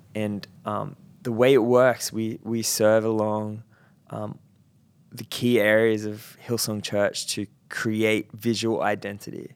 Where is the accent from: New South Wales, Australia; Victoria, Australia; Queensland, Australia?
New South Wales, Australia; Central Coast; moved away; I grew up on the Central Coast, and um, that is very much blue collar.